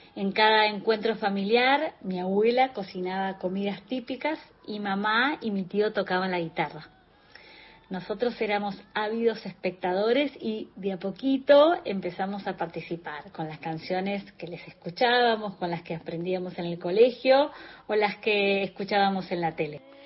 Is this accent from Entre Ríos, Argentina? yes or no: no; Buenos Aires, Argentina; also born or lived in Ayacucho, Buenos Aires Province; Nací en Ayacucho, provincia de Buenos Aires, donde viví mis primeros años rodeada de la naturaleza